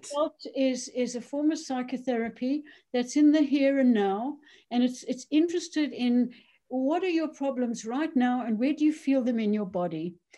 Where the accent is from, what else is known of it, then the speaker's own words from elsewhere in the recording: South Africa; moved away as an adult; also born or lived in Cheshire, United Kingdom; now in United Kingdom; I'm South African born. Um, I grew up there, went to university, became a doctor